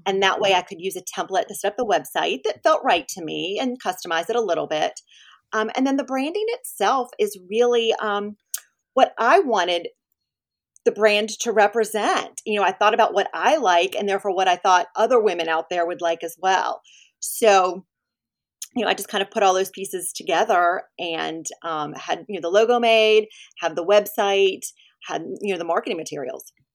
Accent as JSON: {"language": "English", "town": "Winston-Salem", "region": "North Carolina", "country": "United States", "tie": "born or raised there", "also_born_or_lived": "Philadelphia area / Atlanta", "moved": "as an adult", "lives_now": "Ponte Vedra Beach, United States", "said": "I grew up in North Carolina, in Winston-Salem."}